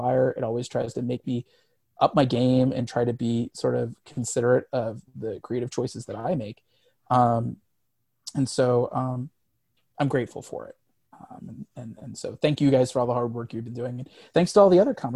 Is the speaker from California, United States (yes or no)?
no; Missouri, United States; I grew up in Missouri.